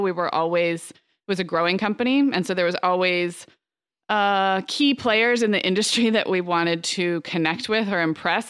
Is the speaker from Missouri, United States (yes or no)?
no; Santa Barbara, California, United States; growing up in Santa Barbara